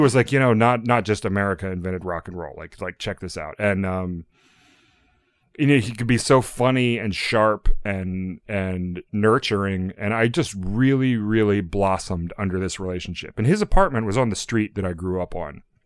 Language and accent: English; Norfolk, Virginia, United States; moved away; I'm from Norfolk, Virginia, which is a super, super conservative area.